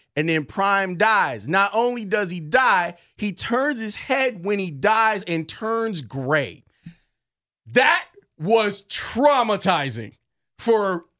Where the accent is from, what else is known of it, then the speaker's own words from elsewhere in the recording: Texas, United States; But I'm from Texas, and we hunt Bambi's mom.